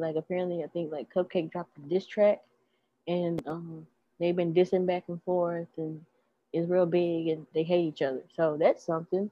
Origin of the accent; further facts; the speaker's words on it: Memphis, Tennessee, United States; we are from Memphis. Like we are from a metropolitan area.